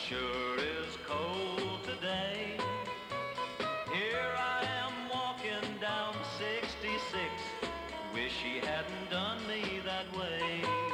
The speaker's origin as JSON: {"language": "English", "region": "Texas", "country": "United States", "said": "I love Texas. You know, I am a Texan."}